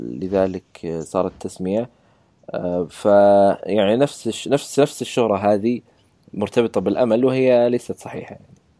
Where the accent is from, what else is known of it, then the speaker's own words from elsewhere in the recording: Saudi Arabia; عندنا بالسعوديه